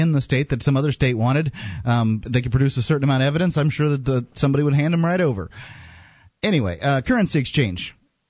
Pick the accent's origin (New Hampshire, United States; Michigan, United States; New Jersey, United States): New Hampshire, United States; I'm originally from New Hampshire.